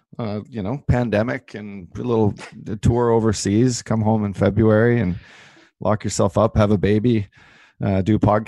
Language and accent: English; Canada; now in United States; Yeah, I know. It's bad. It's bad that I'm a Canadian. I can't even go up there.